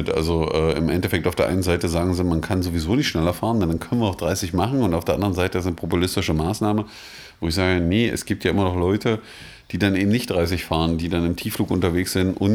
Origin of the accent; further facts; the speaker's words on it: Magdeburg, Saxony-Anhalt, Germany; Ich sage das jetzt als Magdeburger, auch wenn man mich jetzt vielleicht auf der Straße steinigt.